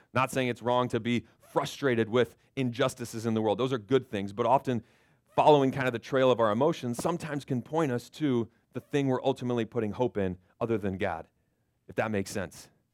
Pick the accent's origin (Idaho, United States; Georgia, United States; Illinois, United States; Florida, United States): Florida, United States; moved away; I grew up in Florida